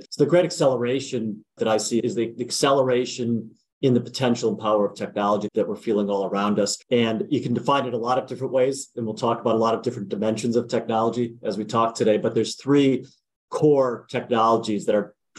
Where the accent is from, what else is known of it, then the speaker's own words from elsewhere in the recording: United States; also born or lived in Wisconsin / New Jersey; I grew up in Wisconsin and New Jersey, a little bit of a mix of both